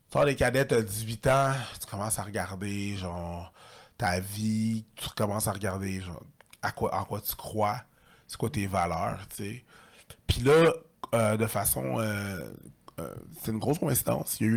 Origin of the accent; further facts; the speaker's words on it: Longueuil, Quebec, Canada; also born or lived in Montreal / Saint-Bruno; Je suis un gars de Longueuil. Je suis un gars de Longueuil, ouais, Longueuil. Je suis un gars de Longueuil. Euh, j'ai déménagé à Montréal en 2010, je suis revenu en 2020, puis là, j'étais à Rive-Sud encore, là, j'étais à Saint-Bruno